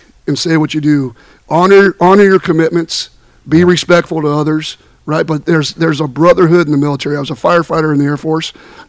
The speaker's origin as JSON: {"language": "English", "region": "Southern California", "country": "United States", "tie": "born or raised there", "said": "I was born and raised right here in Southern California"}